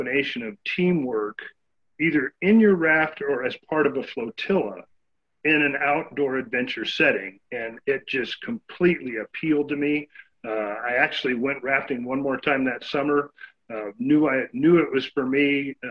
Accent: San Bernardino, California, United States; now in Central Oregon, United States; I grew up in San Bernardino, California, which back then was a more rural place than it is today.

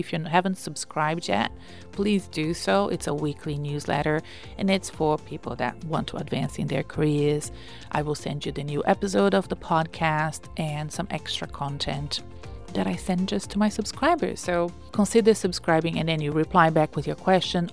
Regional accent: Brazil; English is a second language; I'm Brazilian

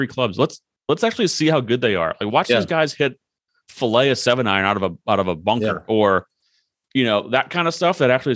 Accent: United States; as American sports fans

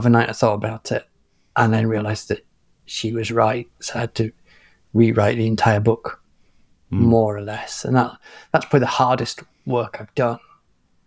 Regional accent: England, United Kingdom; I'm an English national

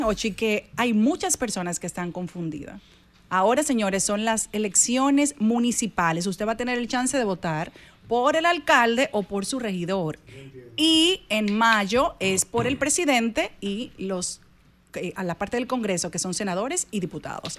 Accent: Dominican Republic; como dominicana, como mujer

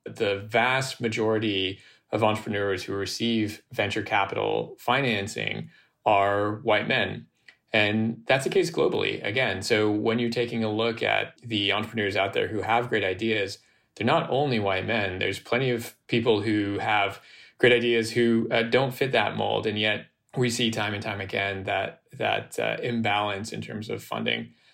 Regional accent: United States; I grew up in a mixed race, dual nationality household in the US

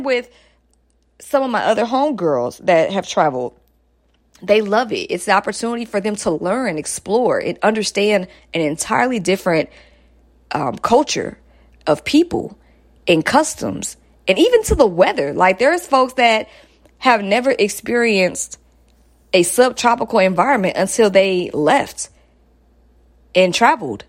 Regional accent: Stone Mountain, Georgia, United States; moved away; I'm a Stone Mountain girl, but you know, that's still metro.

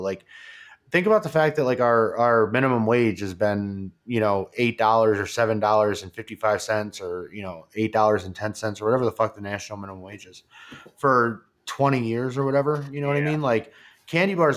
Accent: New York, United States; now in Colorado, United States; I grew up in New York. It was pretty much you, you pretty much grow up around all Democrats.

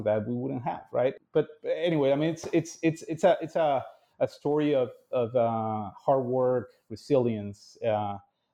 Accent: Mexico City, Mexico; born and raised in Mexico City to a very large and united family

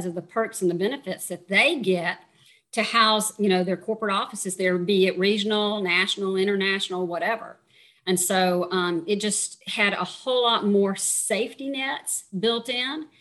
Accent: Georgia, United States; now in Panama; I'm from Georgia

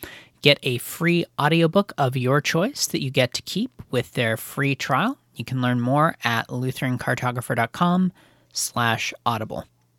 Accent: Seattle, Washington, United States; I'm from the Seattle area, and for me, it's about a three-hour drive south to get to Portland and to Hillsboro.

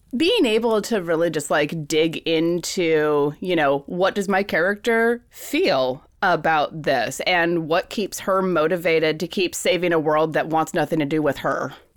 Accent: Fairbanks, Alaska, United States; now in San Francisco Bay Area, United States; I was born and raised in Fairbanks, Alaska

